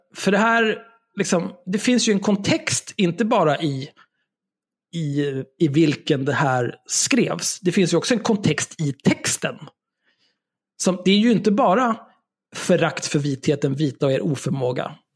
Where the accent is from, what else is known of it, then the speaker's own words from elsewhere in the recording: Stockholm, Stockholm County, Sweden; jag är född och uppvuxen på Söder